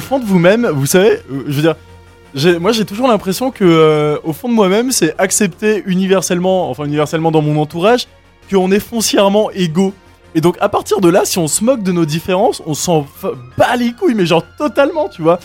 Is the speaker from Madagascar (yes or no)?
yes; Madagascar; moved away as an adult; now in Switzerland; j'ai grandi à Madagascar.